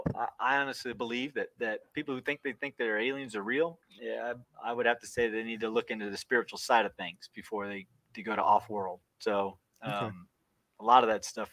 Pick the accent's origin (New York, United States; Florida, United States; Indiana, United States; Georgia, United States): Florida, United States; Boynton Beach; now in North Alabama, United States; Boynton Beach, Florida, is where I was born